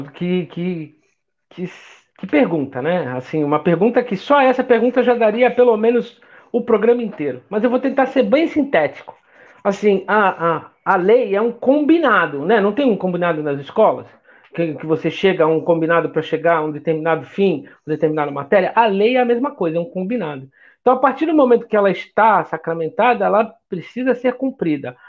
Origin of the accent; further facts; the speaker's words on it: Rio de Janeiro, Brazil; sou nascido no Rio de Janeiro, sou nascido no Meier